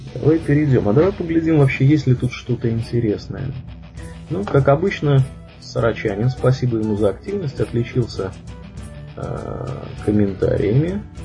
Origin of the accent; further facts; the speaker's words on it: Tver, Tver Oblast, Russia; я из Твери